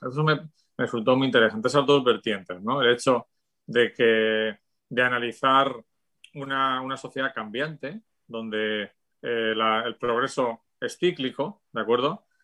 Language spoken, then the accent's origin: Spanish; Spain; la España de mi infancia